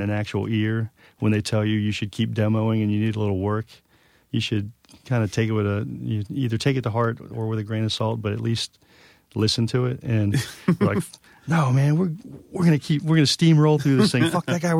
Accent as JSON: {"language": "English", "region": "New York", "country": "United States", "said": "Because as a New Yorker, you put like 50 layers up."}